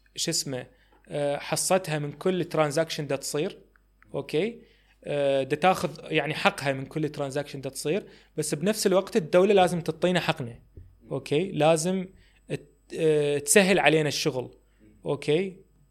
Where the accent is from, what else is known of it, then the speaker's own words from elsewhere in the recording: Iraq; ما عندي يعني اكثر من جنسيه الله وكيلك هي بس يعني هي بس جنسيه عراقيه